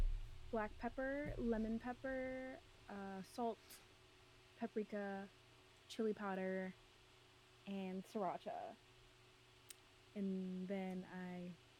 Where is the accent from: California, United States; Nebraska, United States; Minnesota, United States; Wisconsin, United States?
Minnesota, United States; moved away as an adult; now in New York, United States; I'm from Minnesota, but I live in New York.